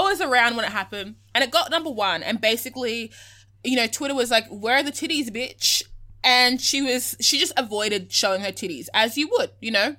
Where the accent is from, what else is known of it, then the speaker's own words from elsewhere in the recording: Australia; identify as being Australian